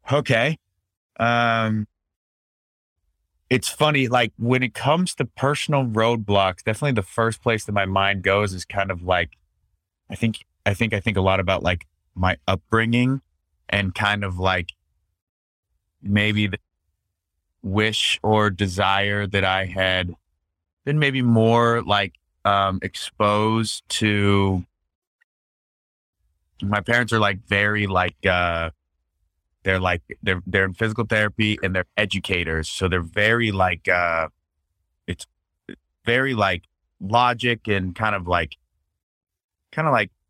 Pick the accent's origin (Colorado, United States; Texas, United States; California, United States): Colorado, United States; Steamboat Springs; born or raised there